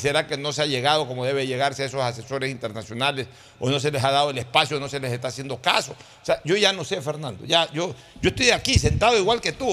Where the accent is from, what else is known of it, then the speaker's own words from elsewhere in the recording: Guayaquil, Guayas, Ecuador; now in Samborondón, Ecuador; Soy guayaquileño. Realizo mis actividades en Guayaquil. He vivido entre Guayaquil y San Borondón. Viví toda mi vida en Guayaquil